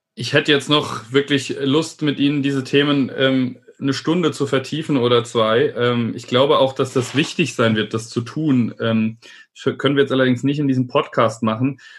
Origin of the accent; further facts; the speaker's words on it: Idar-Oberstein, Rhineland-Palatinate, Germany; ich bin in Ida Oberstein aufgewachsen